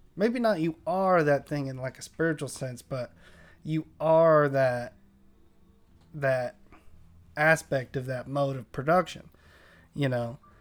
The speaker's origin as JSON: {"language": "English", "town": "San Diego", "region": "California", "country": "United States", "tie": "born or raised there", "said": "where I grew up in Linda Vista."}